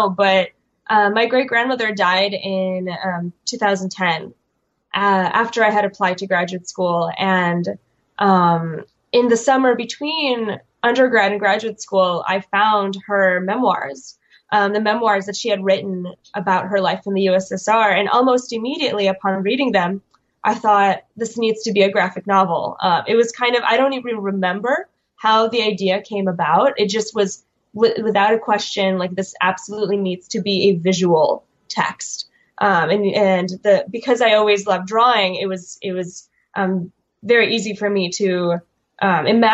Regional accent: Chicago, Illinois, United States; moved away as an adult; also born or lived in Kyiv, Ukraine / New York, United States; My family is Jewish, and we emigrated from Kiev to Chicago in 1992

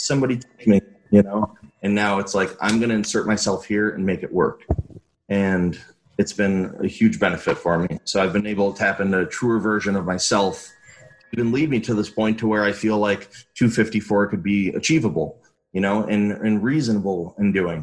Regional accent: Chicago, Illinois, United States; moved away as an adult; growing up in Chicago, it's very diverse

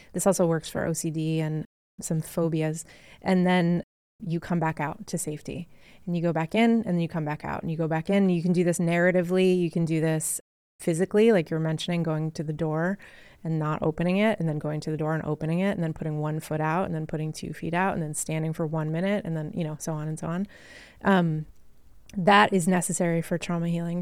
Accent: Massachusetts, United States; I grew up in Massachusetts

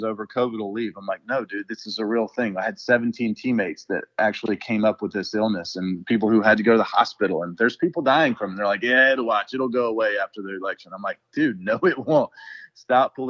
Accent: Brunswick, Georgia, United States; my hometown this year, Brunswick, Georgia

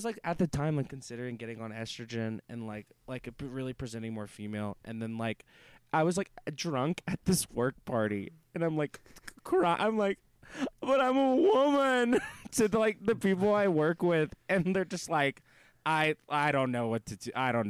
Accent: the South, United States; I'm comfortable with it now, but just in general, you know, growing up in the South.

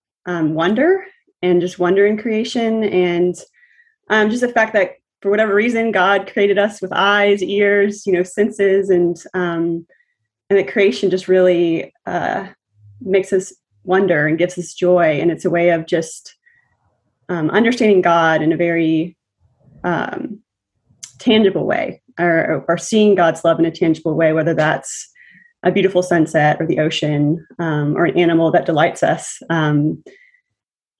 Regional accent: Nashville, Tennessee, United States; moved away as an adult; now in New Haven, United States; I'm from Nashville, Tennessee, currently in New Haven, Connecticut.

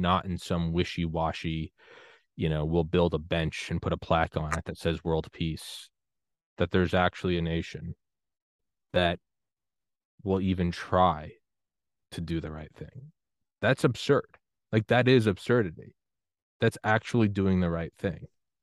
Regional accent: New Hampshire, United States; moved away as an adult; also born or lived in Georgia; I grew up in New Hampshire

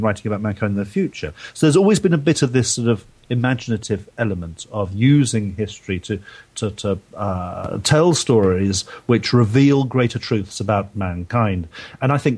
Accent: London, United Kingdom; moved away as an adult; now in Devon, United Kingdom; I grew up in south of London before that.

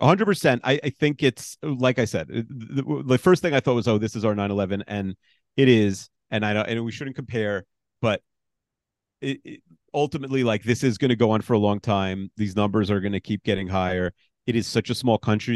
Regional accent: New York, United States; I'm a New Yorker

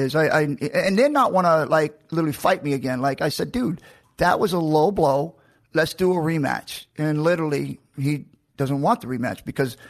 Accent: Macon, Georgia, United States; I was born in Georgia, in Macon

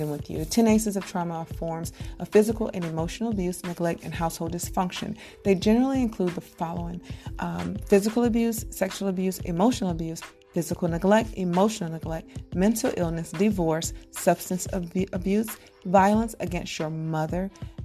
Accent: Fayetteville, United States; moved away; I grew up in Fayetteville

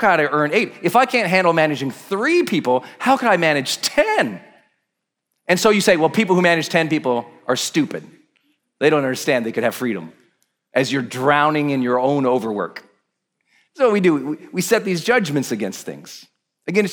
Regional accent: Montana, United States; I'm from Montana

